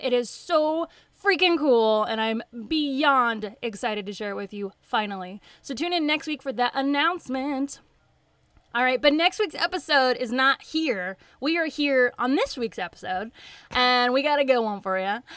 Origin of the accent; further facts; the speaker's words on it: White House, Tennessee, United States; accent: southern; moved away; I'm from Nashville. I say Nashville, but it's a little bitty town north of Nashville called White House, Tennessee.